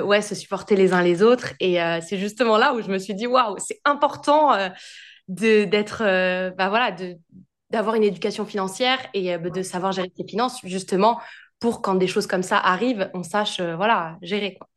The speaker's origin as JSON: {"language": "French", "country": "France", "also_born_or_lived": "Australia", "moved": "as an adult", "lives_now": "London, United Kingdom"}